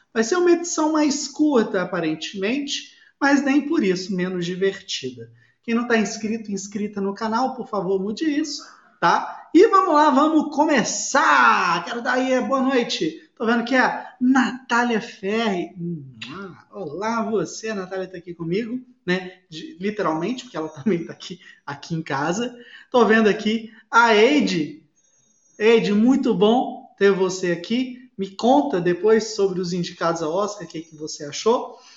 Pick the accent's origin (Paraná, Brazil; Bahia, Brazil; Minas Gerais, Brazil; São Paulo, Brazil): Minas Gerais, Brazil; Belo Horizonte; accent: mineiro; quem é de Belo Horizonte sabe, o sotaque. Na hora que eu falo inglês, aí o sotaque mineiro aparece